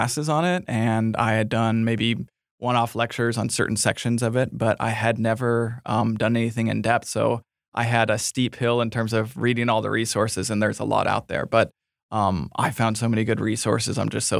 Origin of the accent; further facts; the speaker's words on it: Minnesota, United States; Oh, you know, I grew up in Minnesota, so I love the Vikings.